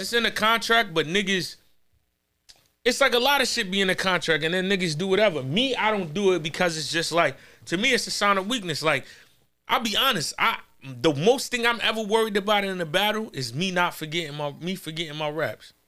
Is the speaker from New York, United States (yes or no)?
yes; New York, United States; I'm from New York, but we not in Corona.